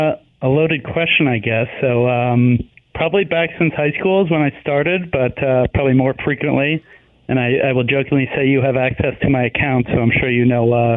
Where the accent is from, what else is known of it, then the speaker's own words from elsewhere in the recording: New York, United States; now in Hoboken, United States; So I'm originally from Long Island and didn't move too far